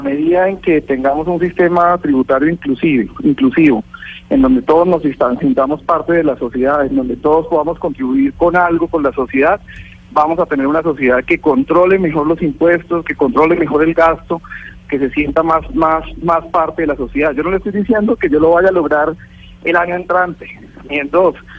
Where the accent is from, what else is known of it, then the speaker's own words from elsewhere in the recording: Colombia; En nuestro país